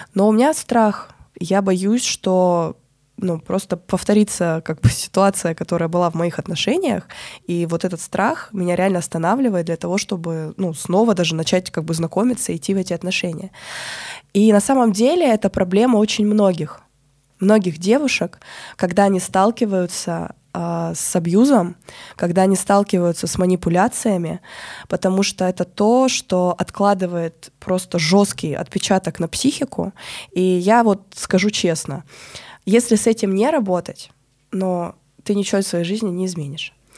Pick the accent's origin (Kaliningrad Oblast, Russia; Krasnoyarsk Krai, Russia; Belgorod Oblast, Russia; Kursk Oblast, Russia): Krasnoyarsk Krai, Russia; Krasnoyarsk; moved away as an adult; also born or lived in Moscow / Bali; в Красноярске, откуда я родом